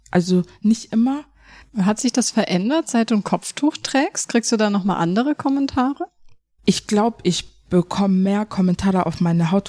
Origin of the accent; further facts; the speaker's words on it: Germany; ich bin ja auch eine Deutsche. Ich habe einen deutschen Pass, ich bin ja auch eine Deutsche.